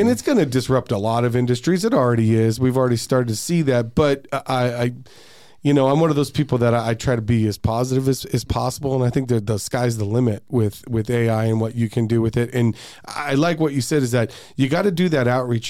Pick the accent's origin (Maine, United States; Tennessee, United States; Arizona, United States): Arizona, United States; I'm from Arizona. I am a native